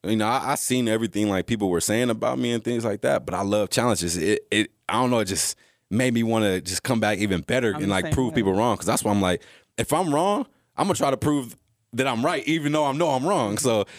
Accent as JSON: {"language": "English", "region": "Texas", "country": "United States", "tie": "born there", "said": "And so growing up, you know, I was born in Texas."}